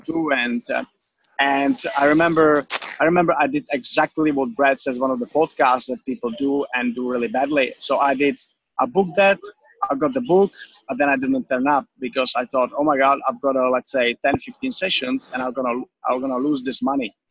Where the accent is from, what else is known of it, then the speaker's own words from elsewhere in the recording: Czechia; English is a second language; moved away as an adult; now in Australia; I'm from the Czech Republic